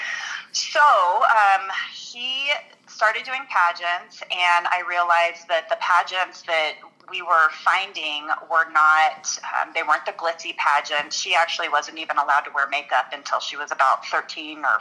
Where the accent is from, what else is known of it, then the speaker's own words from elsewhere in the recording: Colorado Springs, Colorado, United States; also born or lived in Denver suburbs, Colorado; I live in south suburbs of Denver area, and I grew up in Colorado Springs